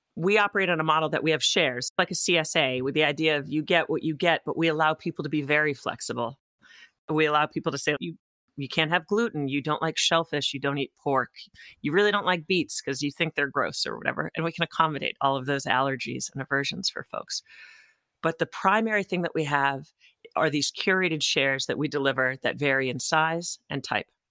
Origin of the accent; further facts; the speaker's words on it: Topsfield, Massachusetts, United States; also born or lived in France; I grew up in Topsfield, Massachusetts, which is on the North Shore